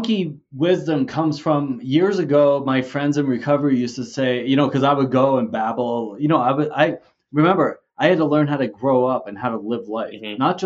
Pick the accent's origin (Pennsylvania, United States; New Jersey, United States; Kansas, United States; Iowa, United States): New Jersey, United States; moved away as an adult; also born or lived in Vermont; now in Mexico; I grew up originally in New Jersey